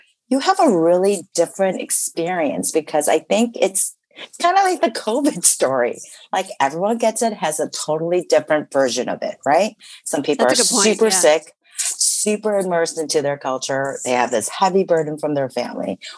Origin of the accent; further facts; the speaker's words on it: Morton Grove, Illinois, United States; moved away as an adult; also born or lived in South Korea / New York City; I grew up in the Midwest. I grew up in Morton Grove